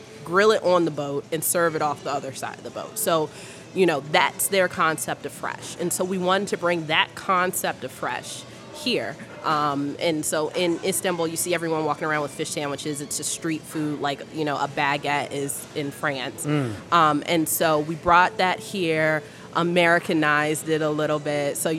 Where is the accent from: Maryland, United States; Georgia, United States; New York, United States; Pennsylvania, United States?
Maryland, United States; Baltimore; I am from Baltimore. I grew up in Baltimore